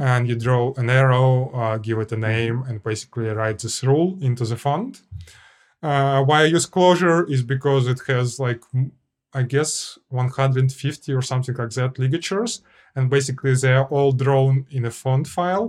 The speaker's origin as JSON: {"language": "English", "country": "Russia", "said": "I'm, I'm Clojure programmer from Russia."}